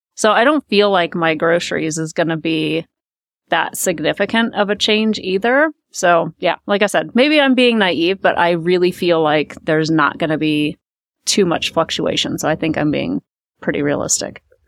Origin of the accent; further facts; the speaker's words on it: Omaha, Nebraska, United States; moved away as an adult; now in Colorado, United States; I've grew up there